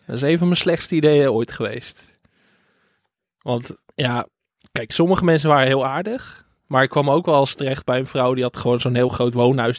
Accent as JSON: {"language": "Dutch", "town": "Enkhuizen", "region": "North Holland", "country": "Netherlands", "said": "ik kom uit Enkhuizen"}